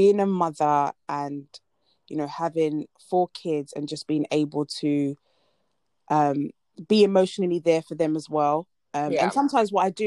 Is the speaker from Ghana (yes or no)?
yes; Ghana